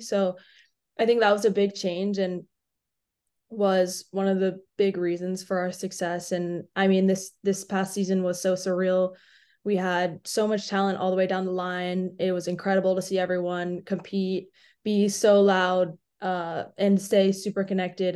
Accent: Atlanta, Georgia, United States; I'm from Atlanta

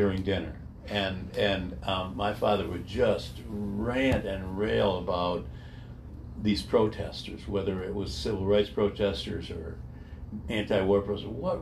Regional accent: Royal Oak, Michigan, United States; I grew up in Royal Oak

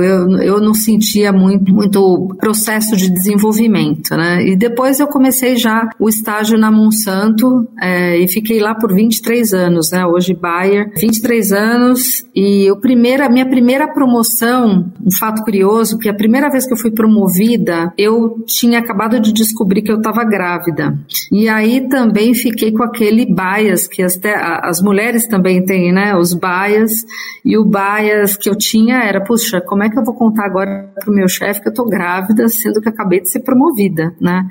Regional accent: Mogi das Cruzes, São Paulo, Brazil; eu sou do interior de São Paulo, de Mogi das Cruzes

